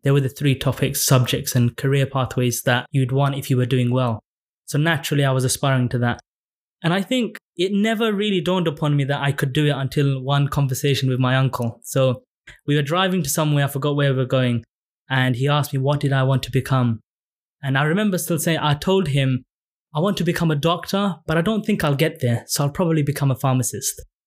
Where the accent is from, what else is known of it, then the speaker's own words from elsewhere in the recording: London, United Kingdom; I grew up in Tower Hamlets, and I went to a state school